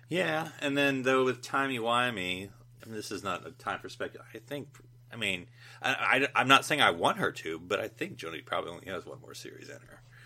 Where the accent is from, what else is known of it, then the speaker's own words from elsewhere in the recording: United States; as an American